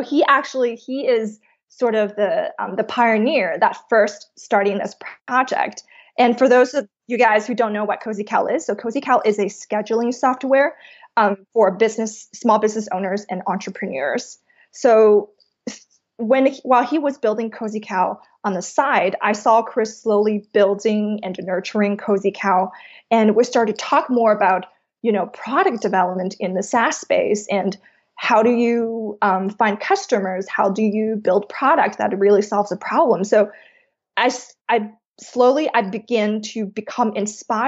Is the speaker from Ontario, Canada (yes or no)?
no; Vancouver, British Columbia, Canada; moved away as an adult; also born or lived in New York; I'm originally from Vancouver, Canada